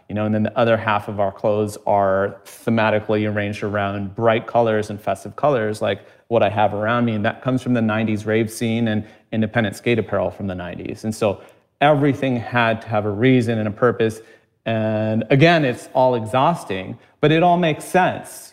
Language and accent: English; United States; growing up in America